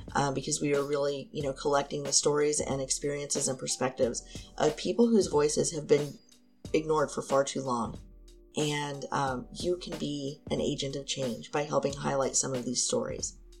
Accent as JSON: {"language": "English", "region": "Southern Indiana", "country": "United States", "said": "I'm from Southern Indiana"}